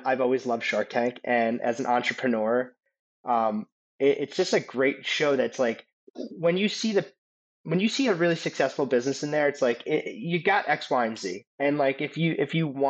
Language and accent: English; East Coast, United States; we're from the East Coast